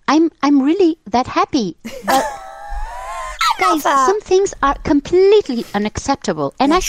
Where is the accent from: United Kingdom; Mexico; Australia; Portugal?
Portugal; English is a second language; I'm from Portugal, so excuse my English.